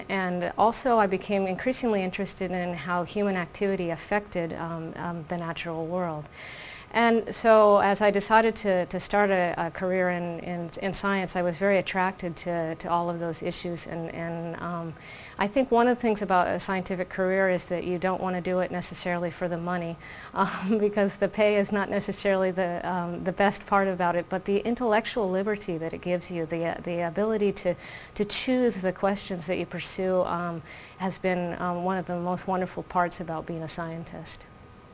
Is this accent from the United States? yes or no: yes; Florida, United States; moved away as an adult; also born or lived in Oregon, United States / Stanford, California, United States; now in Buenos Aires, Argentina; we, as children, we grew up in Florida, in the state of Florida in the U.S.